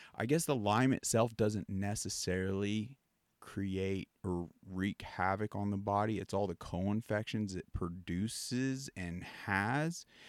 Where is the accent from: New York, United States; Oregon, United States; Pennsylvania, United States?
Pennsylvania, United States; I grew up on the East Coast, and it almost was a ritual as kids. Like, in our Pennsylvania, we had some acres